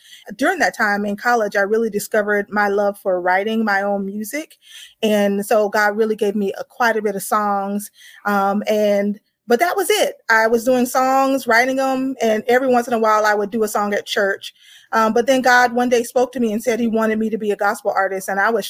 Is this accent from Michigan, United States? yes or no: no; Atlanta, Georgia, United States; I've been in Atlanta, Georgia for a very long time. So I say I'm from Atlanta